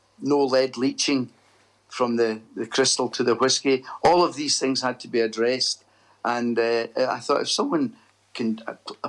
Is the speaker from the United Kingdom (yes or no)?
yes; Airdrie, Scotland, United Kingdom; I was born in Airdrie, a town about 10 miles outside Glasgow, and I left Airdrie Academy at 18 in 1965